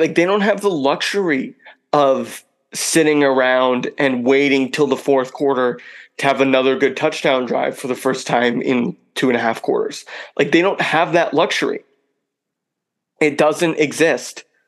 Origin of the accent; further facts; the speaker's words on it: Lisbon, Maine, United States; my hometown here in Lisbon, Maine